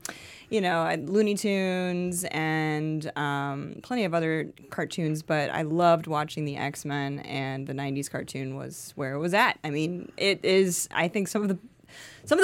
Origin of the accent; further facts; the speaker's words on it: Florida, United States; I didn't grow up in the South. I grew up in Florida